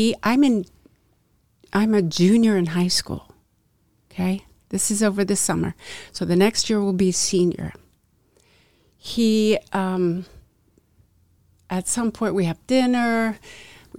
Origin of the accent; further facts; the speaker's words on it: Westchester County, New York, United States; I grew up in Westchester County, a small town in Westchester.